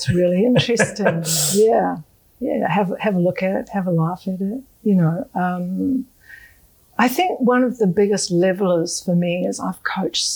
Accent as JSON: {"language": "English", "country": "Australia", "said": "As an Australian"}